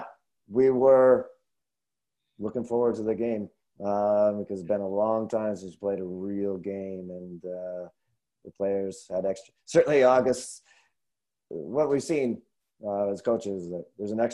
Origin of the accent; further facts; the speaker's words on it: Northwest, United States; now in Minnesota, United States; I'm from Northwest